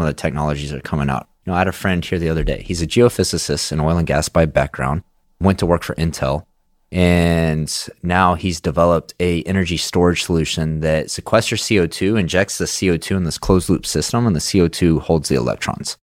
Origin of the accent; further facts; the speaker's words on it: Midland, Texas, United States; growing up in Midland